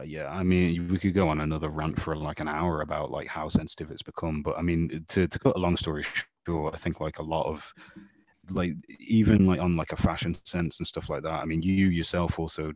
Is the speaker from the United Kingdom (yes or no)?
yes; England, United Kingdom; even though I'm from England, I knew very little about modern English history.